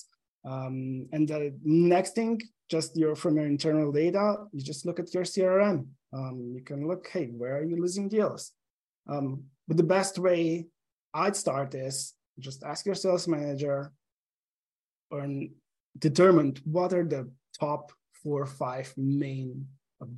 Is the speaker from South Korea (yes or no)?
no; Slovenia; English is a second language; also born or lived in Portugal; now in Seattle, United States; I'm originally from Slovenia. That you probably hear from my accent.